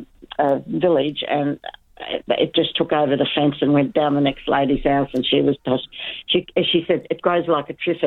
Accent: Eastern States, Australia; I come from Eastern States originally, and every man and his dog's got a choco vine over the chicken coop.

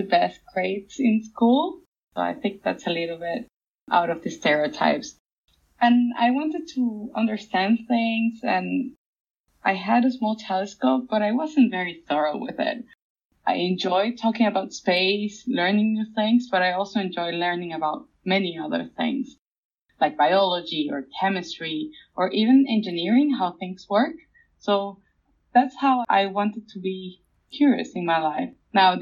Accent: Venezuela; moved away as an adult; now in France; I grew up in Venezuela, which is in South America, Latin American country

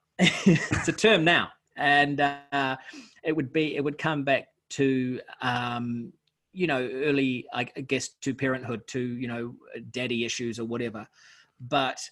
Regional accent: Auckland, New Zealand; I'm from Auckland.

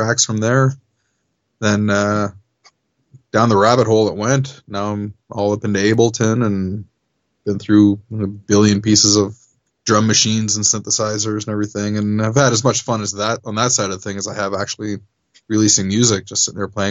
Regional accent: Canada; as a Canadian act

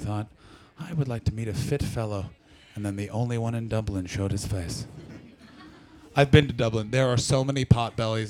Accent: Ottawa Valley, Ontario, Canada; moved away; I'm from the Ottawa Valley.

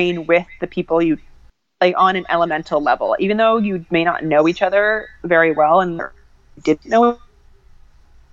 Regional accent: Boston, Massachusetts, United States; my hometown

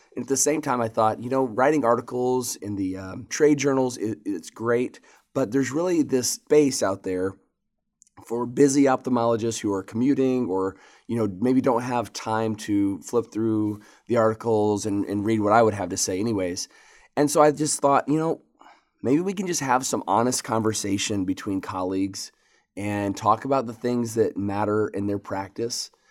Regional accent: Michigan, United States; moved away as an adult; also born or lived in Lexington, Kentucky; I grew up in Michigan and, uh, at age eighteen came down to Lexington, Kentucky

